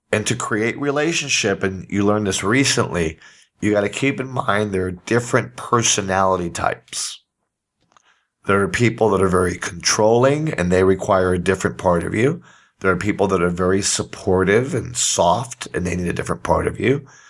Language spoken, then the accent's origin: English; Puerto Rico; I'm from Puerto Rico